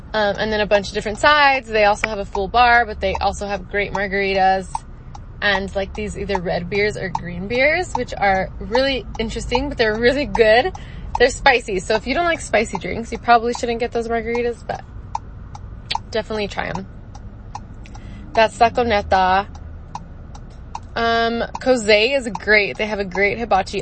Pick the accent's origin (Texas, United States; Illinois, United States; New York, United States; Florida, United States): Texas, United States; El Paso; now in Phoenix, United States; so I am originally from El Paso, Texas. I live now in Phoenix.